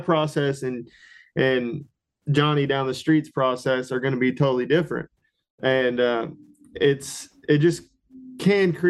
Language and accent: English; Houston area, Texas, United States; moved away as an adult; also born or lived in Oklahoma; I apprenticed under a diesel mechanic in my hometown